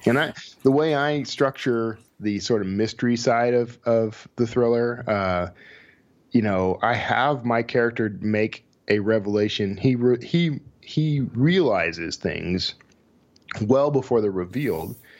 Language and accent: English; Texas, United States; Sheldon and I, we're both from Texas